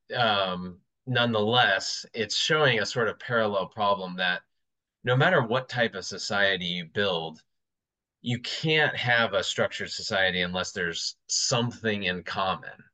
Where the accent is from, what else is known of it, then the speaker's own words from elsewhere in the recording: United States; as an American